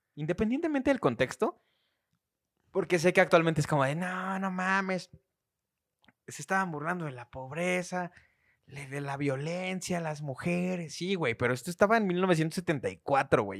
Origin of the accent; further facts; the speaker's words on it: Mexico City, Mexico; tenía seis años cuando nos fuimos del centro de Iztapalapa.